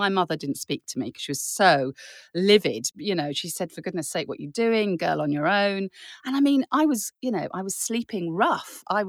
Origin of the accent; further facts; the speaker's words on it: Germany; now in France; when I grew up in Germany, we used to come to France all the time and we camped.